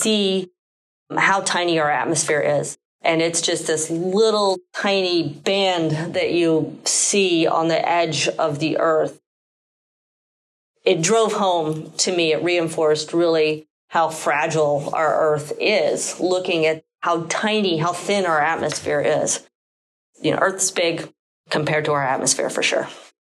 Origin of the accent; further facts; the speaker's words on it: Houston, Texas, United States; I was born and raised in Houston, and so I did grow up with the space program